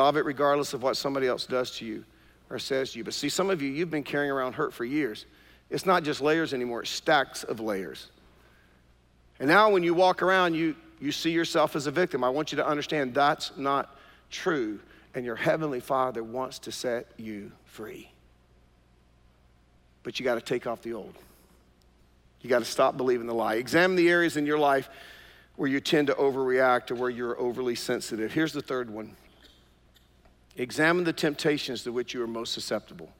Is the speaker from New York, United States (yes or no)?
no; Durham, North Carolina, United States; I grew up in East Durham